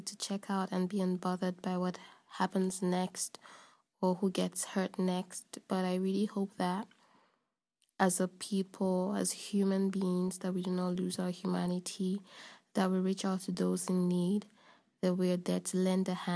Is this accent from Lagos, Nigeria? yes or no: yes; Lagos, Nigeria; now in Paris, France; I'm from Nigeria, Lagos, Nigeria